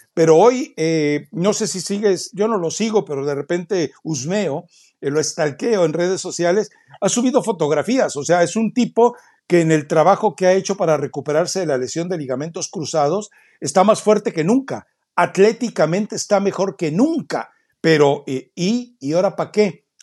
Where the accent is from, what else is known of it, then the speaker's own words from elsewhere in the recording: Mexico; como mexicano